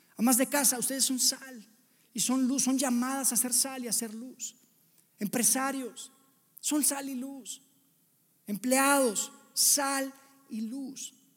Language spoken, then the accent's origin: Spanish; Monterrey, Nuevo León, Mexico; moved away as an adult; now in Mexico City, Mexico; nosotros somos de Monterrey, yo y mi familia, y nos vinimos para acá